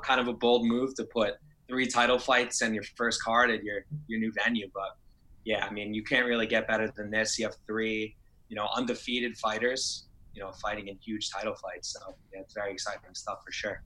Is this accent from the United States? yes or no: yes; New Jersey, United States; I'm from Jersey